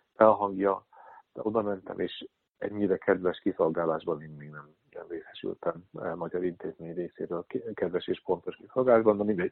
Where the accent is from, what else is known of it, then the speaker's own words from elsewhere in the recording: Hungary; moved away as an adult; also born or lived in Netherlands; now in Amsterdam, Netherlands; mi magyarok már alapból olyan traumatizált nép vagyunk